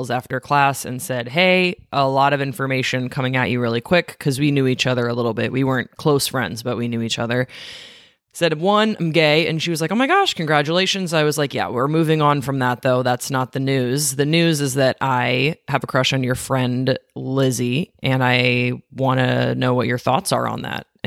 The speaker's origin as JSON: {"language": "English", "country": "Belgium", "said": "I said I was from Belgium, and to this day, it remains one of the more confusing things that people learn about me when we meet."}